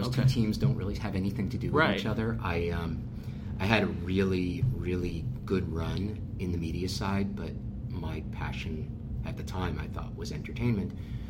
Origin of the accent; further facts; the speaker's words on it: New York City, New York, United States; I grew up here in New York City, went to college here in New York City